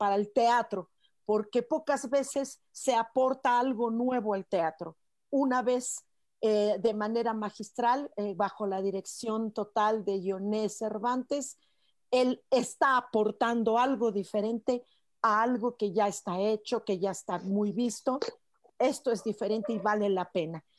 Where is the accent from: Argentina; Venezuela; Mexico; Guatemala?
Mexico; Los mexicanos tenemos algo